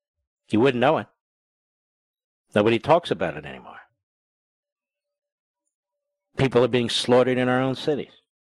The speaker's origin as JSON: {"language": "English", "town": "Philadelphia", "region": "Pennsylvania", "country": "United States", "said": "I'm from Philadelphia. The pictures I see and from friends of mine back there, they've never seen anything like this."}